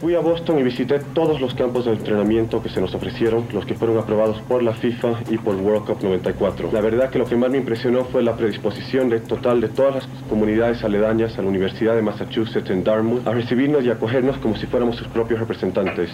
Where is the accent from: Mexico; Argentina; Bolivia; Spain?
Bolivia; mi país